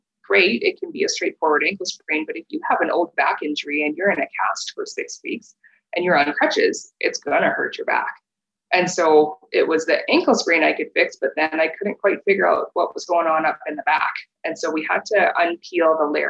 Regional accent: Regina, Saskatchewan, Canada; moved away as an adult; now in Calgary, Canada; I was born and raised in Regina

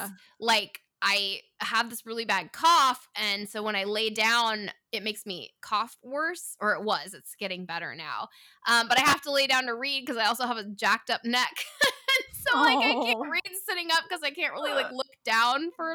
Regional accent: Northern California, United States; moved away; I grew up in Northern California

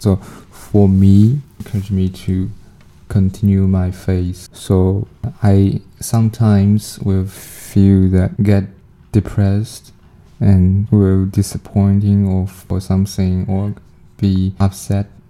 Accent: China; moved away as an adult; now in Canada; I'm from China

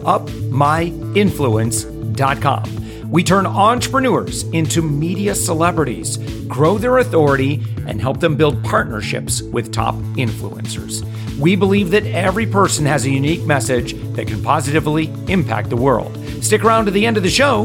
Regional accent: West Michigan, United States; I'm originally from West Michigan

